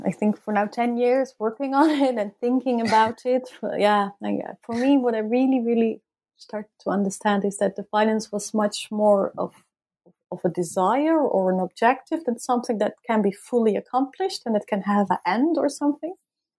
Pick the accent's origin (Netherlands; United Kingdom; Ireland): Netherlands; And also I did inform the tribunals, okay, I'm from the Netherlands and I'm here to study the trial.